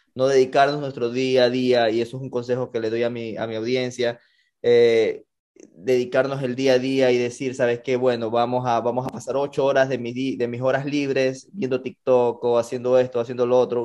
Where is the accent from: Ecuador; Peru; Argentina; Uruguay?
Ecuador; como buen latino que somos, como buen, buen ecuatoriano